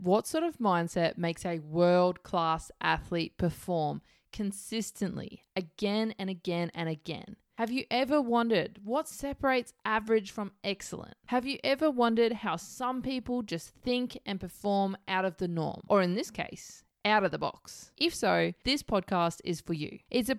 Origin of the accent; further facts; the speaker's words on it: Australia; also born or lived in New Zealand / Mauritius; I was born in New Zealand. I was raised between Australia and Mauritius. For those who don't know where Mauritius is, it's in the middle of nowhere in the Indian Ocean on the east of Africa.